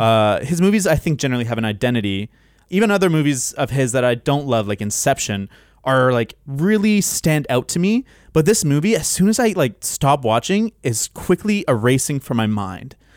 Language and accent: English; London, United Kingdom; accent: Cockney; a English person with a Cockney accent